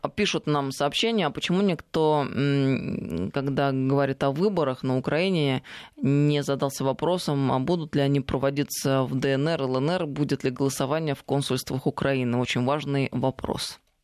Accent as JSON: {"language": "Russian", "town": "Tver", "region": "Tver Oblast", "country": "Russia", "tie": "born or raised there"}